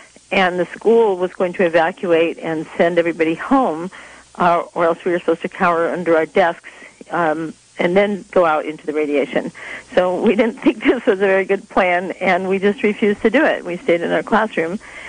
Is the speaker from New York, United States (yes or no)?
no; Texas, United States; also born or lived in England / Iowa / Kansas / California; I was born in England and came to the States after World War II, right after it. And then we moved across the U.S. I grew up in Texas, Iowa, and Kansas, and my world was very flat and full of corn and wheat until we moved out to California